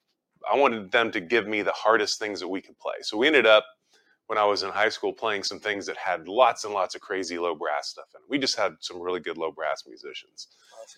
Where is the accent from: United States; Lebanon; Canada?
United States; Richardson, Texas; I grew up in Richardson, just down the street